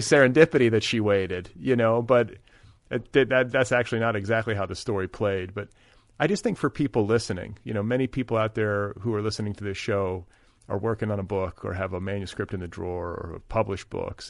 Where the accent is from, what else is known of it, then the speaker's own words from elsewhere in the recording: Milwaukee, Wisconsin, United States; now in Los Angeles, United States; I'm from Milwaukee, eh, in the Midwest, but my home is in Los Angeles